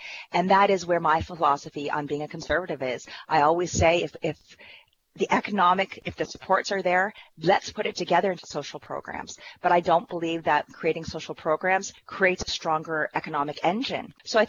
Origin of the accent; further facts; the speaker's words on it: Ontario, Canada; I am from Elgin, Middlesex, London, the MP, Deputy House Leader, as well as calling from St. Thomas, Ontario today.